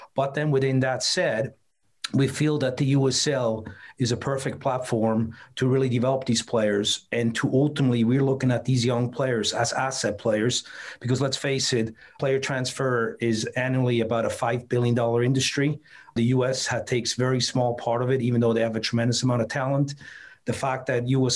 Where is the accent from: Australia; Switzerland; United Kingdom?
Switzerland; now in United States; I grew up in Switzerland